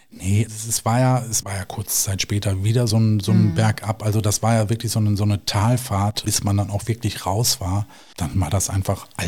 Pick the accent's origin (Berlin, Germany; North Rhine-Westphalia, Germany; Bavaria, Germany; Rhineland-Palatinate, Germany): North Rhine-Westphalia, Germany; Duisburg; Also ich komme gebürtig aus Duisburg, aber bin dann wieder zurück in die Heimatstadt.